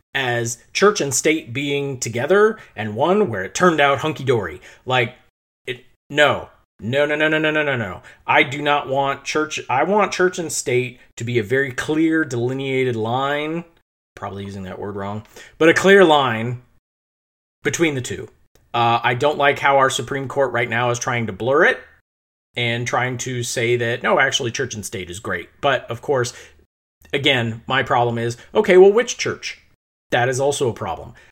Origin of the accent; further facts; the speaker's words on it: United States; an American, practically atheist individual